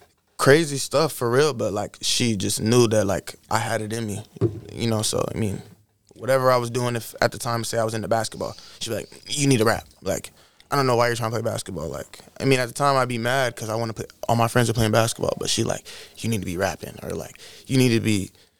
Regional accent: Iowa, United States; I'm from Iowa. I'm an Iowa baby. Midwest.

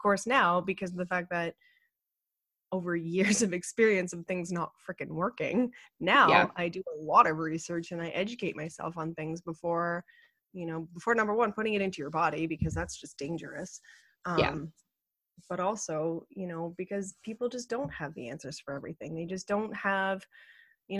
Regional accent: Ottawa, Ontario, Canada; now in British Columbia, Canada; I grew up in Ottawa and Ottawa is the capital of Canada.

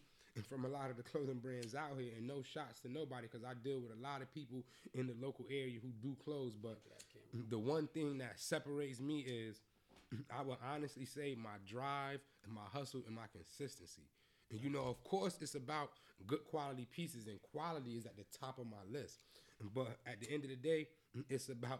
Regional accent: Atlanta, Georgia, United States; moved away; I'm from Atlanta

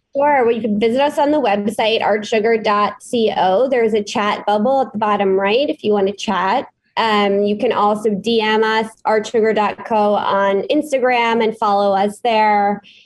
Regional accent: New York City, New York, United States; born and raised in New York City

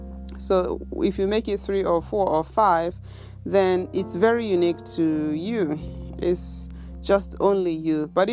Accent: Nigeria; first language Igbo; English is a second language; moved away as an adult; now in Japan; I speak my native tongue, my native language, which is Igbo. Igbo, we call it Igbo. Then I speak English, and then I speak Japanese. The first two are, my first languages. And the third one is, I picked it up after I was already 20 years old when I came to Japan.

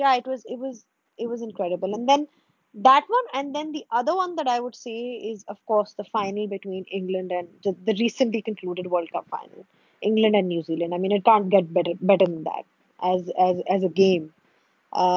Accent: Pakistan; as a Pakistani

